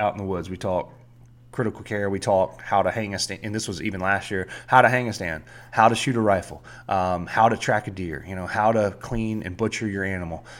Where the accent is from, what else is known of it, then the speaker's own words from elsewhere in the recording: South Georgia, United States; I grew up in South Georgia